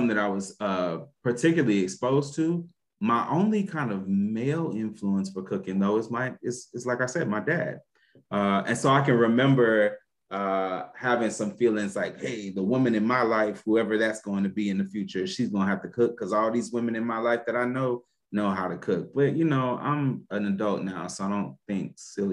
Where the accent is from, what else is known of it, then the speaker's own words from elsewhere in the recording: Louisiana, United States; I'm from Louisiana